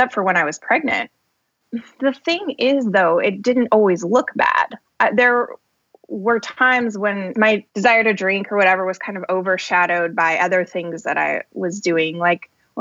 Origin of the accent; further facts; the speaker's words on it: Colorado, United States; moved away as an adult; also born or lived in Boston; now in north of Boston, United States; I was born in Colorado in a little town south of Denver and grew up there. I lived there my whole life until I went to college in Colorado too